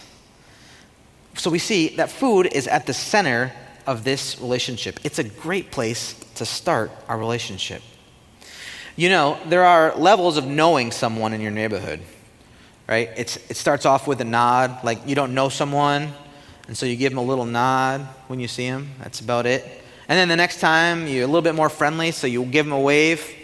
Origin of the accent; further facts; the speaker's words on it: United States; as an American